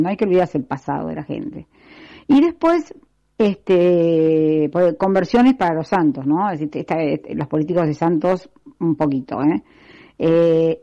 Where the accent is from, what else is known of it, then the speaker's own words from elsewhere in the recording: Argentina; lo siento como argentina y lo siento porque ya estoy en una edad donde ya no me puedo ir del país